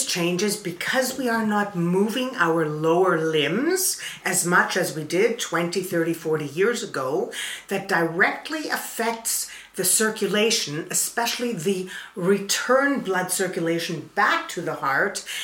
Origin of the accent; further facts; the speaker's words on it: Canada; I am from Canada.